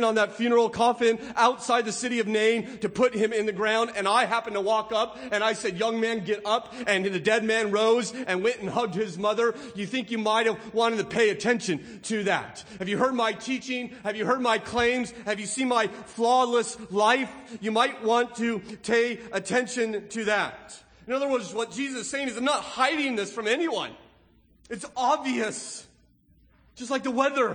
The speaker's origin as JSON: {"language": "English", "region": "California", "country": "United States", "tie": "born or raised there", "said": "growing up in California, we had the Santa Ana winds that come in from the northeast."}